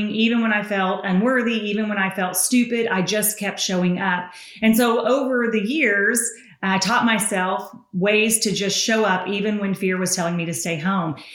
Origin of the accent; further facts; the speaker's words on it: the South, United States; Why would you make fun of a girl's accent? Because I'm Southern.